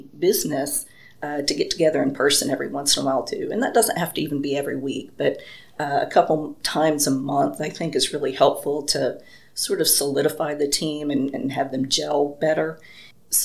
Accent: Paducah, Kentucky, United States; moved away as an adult; now in Limestone County, Alabama, United States; I am originally from Paducah, Kentucky

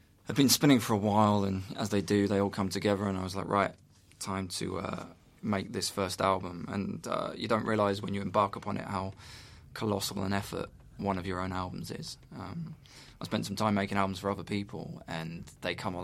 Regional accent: England, United Kingdom; by being English

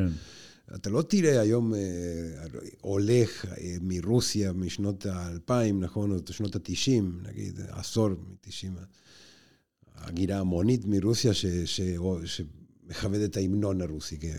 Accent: Argentina; now in Israel; בשכונה שבה אני גדלתי בארגנטינה

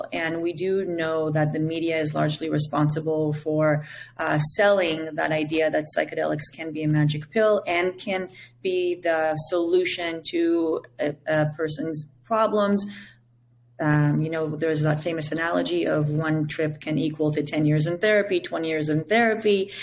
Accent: Israel; first language Hebrew; English is a second language; now in Costa Rica; born in Israel. My name literally means sacred song in my native language of Hebrew

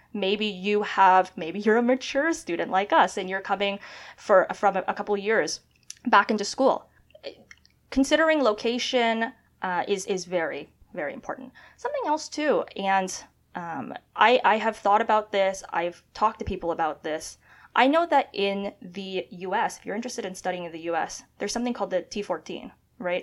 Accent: Canada; moved away as an adult; now in United States; being a Canadian studying at Columbia

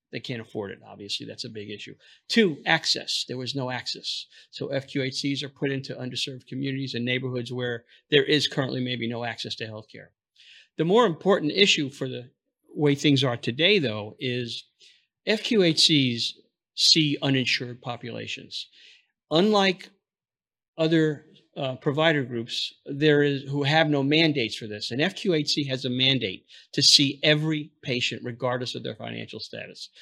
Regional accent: New York City, New York, United States; moved away; also born or lived in Florida; I'm from New York originally, Brooklyn

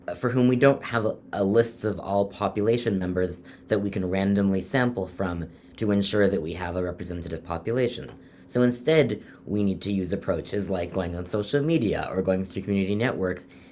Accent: Toronto, Ontario, Canada; moved away as an adult; also born or lived in London, Ontario; now in Philadelphia, United States; I'm from Toronto originally

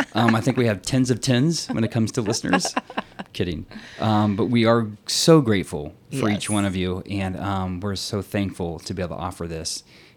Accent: Texas, United States; sorry, my y'all and my fixing come out every once in a while because I'm from Texas.

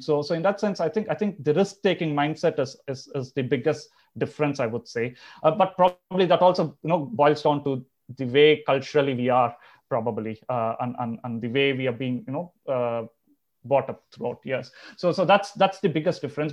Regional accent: Chennai, Tamil Nadu, India; moved away as an adult; also born or lived in Andhra Pradesh / Europe; I'm originally from Andhra. I've, I've, you know, spent all my life in Chennai until I did my bachelor's.

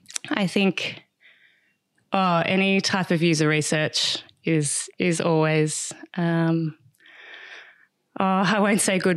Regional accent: Canberra, Australian Capital Territory, Australia; now in Merimbula, Australia; We grew up in Canberra, so we're outdoors a lot too.

